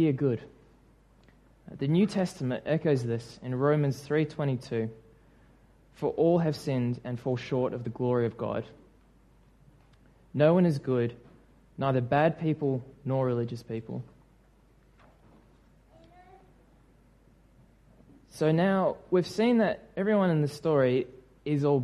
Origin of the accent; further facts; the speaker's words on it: New Zealand; moved away; my home country